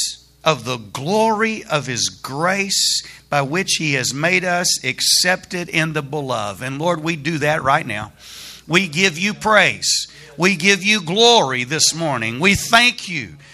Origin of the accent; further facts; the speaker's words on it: Alabama, United States; moved away as an adult; also born or lived in Dallas, Texas; now in Texas, United States; I'm not a native Texan. I grew up in Alabama.